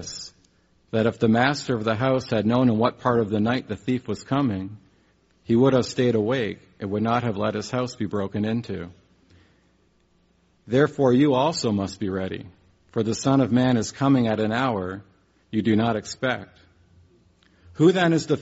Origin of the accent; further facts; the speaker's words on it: Canada; moved away; where I'm from, where I grew up in Canada